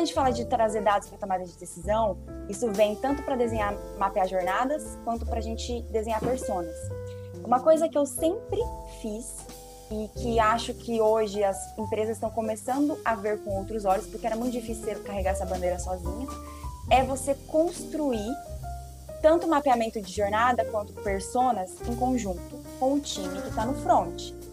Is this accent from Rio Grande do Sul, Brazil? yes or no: no; Foz do Iguaçu, Paraná, Brazil; also born or lived in Poland / Rio de Janeiro; Eu sou de Foz do Iguaçu, né, natural do Paraná